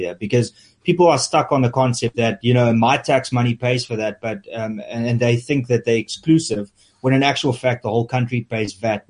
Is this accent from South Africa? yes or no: yes; South Africa; accent: Afrikaans; first language Afrikaans; English is a second language; I think my Afrikaans is shining through because English is my second language.